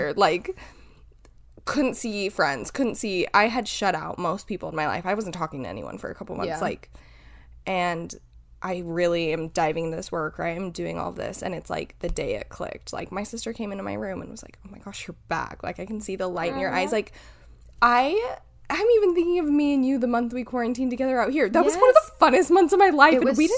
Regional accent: Utah, United States; moved away; we grew up in Utah.

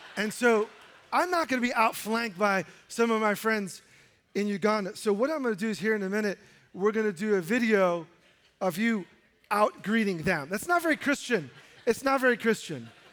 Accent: New York City, New York, United States; as a high schooler growing up in New York City

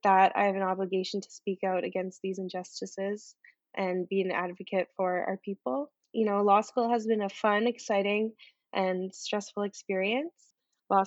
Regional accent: Brochet, Manitoba, Canada; I'm Woodland Cree from Brochet, Manitoba

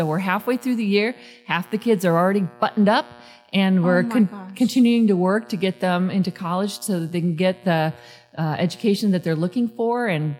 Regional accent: Chicago, Illinois, United States; now in Mesa, United States; and I grew up in Chicago

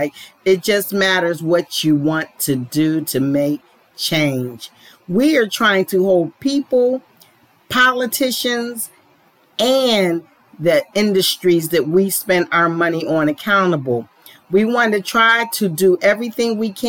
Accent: Pittsburgh, Pennsylvania, United States; now in Atlanta, United States; I was born in Pittsburgh, Pennsylvania, but I now live in Atlanta, Georgia

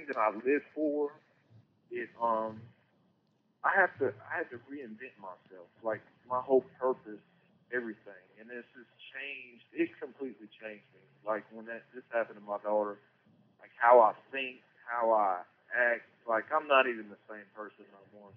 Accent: Salisbury, North Carolina, United States; I'm from Salisbury, North Carolina, born and raised.

